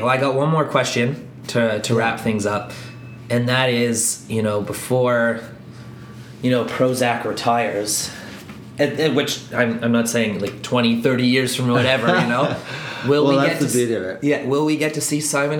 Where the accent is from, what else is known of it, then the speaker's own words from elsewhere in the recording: Ireland; being Irish